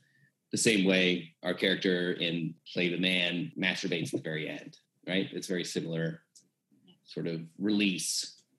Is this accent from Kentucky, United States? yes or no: no; Maryland, United States; I'm from Maryland, and that was a huge part of my childhood